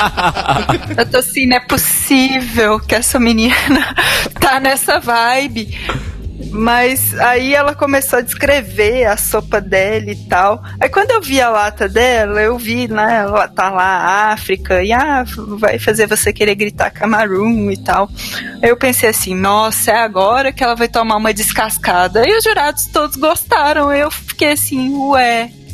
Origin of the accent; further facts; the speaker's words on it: Minas Gerais, Brazil; como boa mineira